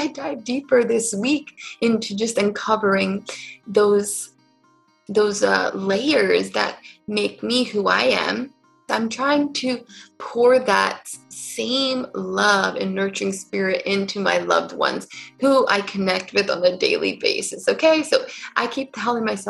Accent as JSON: {"language": "English", "region": "California", "country": "United States", "tie": "born or raised there", "also_born_or_lived": "New York City", "moved": "as an adult", "said": "I grew up in California and ended up moving to New York City and stayed there for about 10 years"}